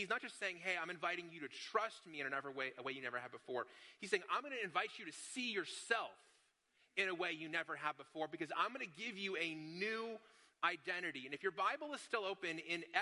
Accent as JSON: {"language": "English", "town": "Las Vegas", "region": "Nevada", "country": "United States", "tie": "born or raised there", "said": "I grew up in Las Vegas"}